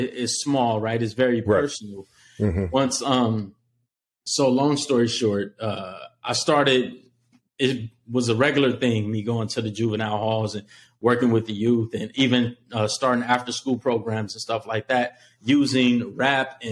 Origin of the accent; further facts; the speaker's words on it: Los Angeles, California, United States; I'm a kid from Los Angeles during like the crack epidemic